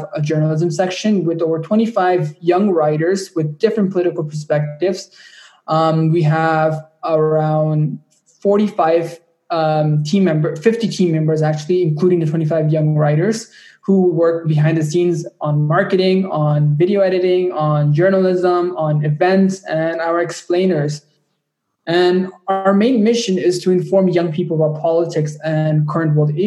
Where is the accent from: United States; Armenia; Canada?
Canada; Ajax, Ontario; my hometown of Ajax, Ontario